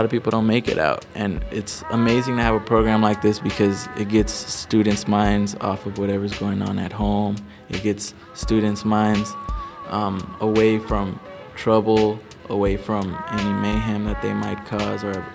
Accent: Los Angeles, California, United States; I'm from Watts, California

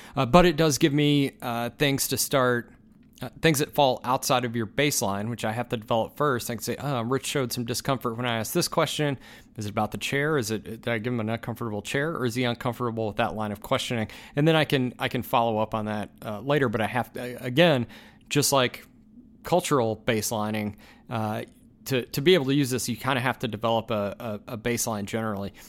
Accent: United States; as an American

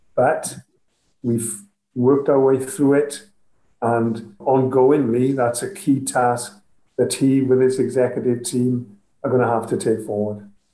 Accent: Wales, United Kingdom; as a Welsh nation

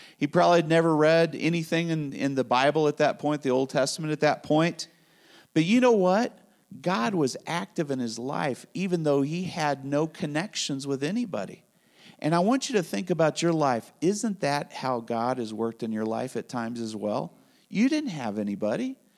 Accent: Spain; moved away; I grew up in Spain

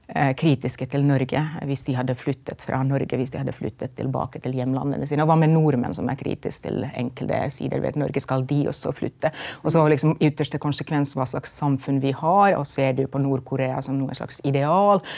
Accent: Finland; Norwegian is a second language; moved away as an adult; also born or lived in Lillehammer, Norway; now in Norway; vi i Finland

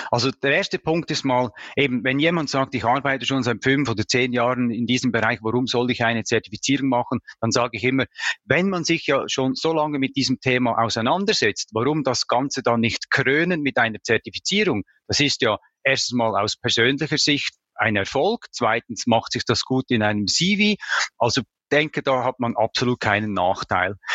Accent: Switzerland; Vielleicht habt ihr es bereits bemerkt, ich komme aus Bayern. Nein, ich komme aus der Schweiz

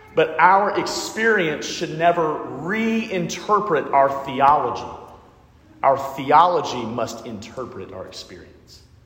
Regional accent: Alabama, United States; I'm from Alabama

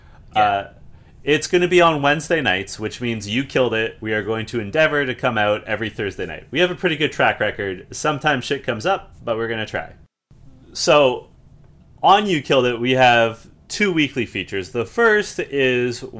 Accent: Canada

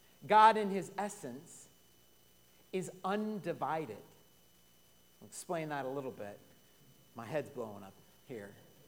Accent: the West, United States; now in Willow Grove, United States; I'm from the West. We have a lot of Mormons.

